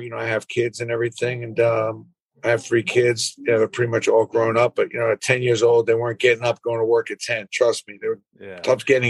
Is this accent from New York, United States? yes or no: yes; New York City, New York, United States; I grew up in Brooklyn, 539 Kings Highway